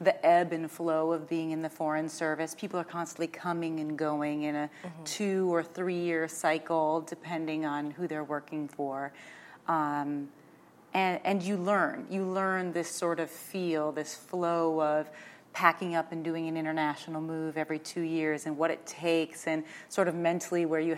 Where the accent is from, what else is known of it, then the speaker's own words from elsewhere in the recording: South Dakota, United States; moved away as an adult; being raised on a farm and a ranch in rural South Dakota